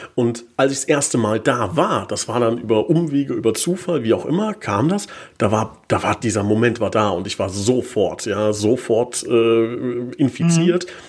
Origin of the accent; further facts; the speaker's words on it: Hesse, Germany; now in Koblenz, Germany; ich komme aus Hessen